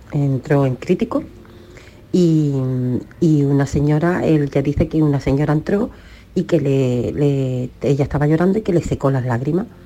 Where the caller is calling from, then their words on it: Málaga, Andalusia, Spain; Eh, yo soy … de Málaga, que en Carlos de Haya también ha pasado eso y a mi madre le pasó.